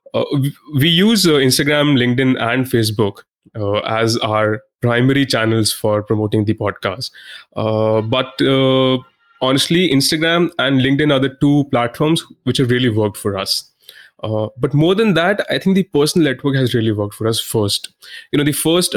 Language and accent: English; India; I'm an Indian